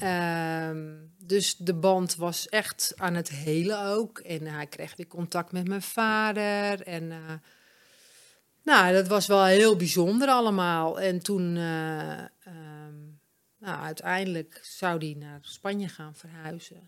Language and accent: Dutch; Amsterdam, North Holland, Netherlands; moved away; also born or lived in Bloemendaal / Alkmaar / Egmond aan Zee; ik kom van oorsprong uit Amsterdam, maar wij waren altijd aan zee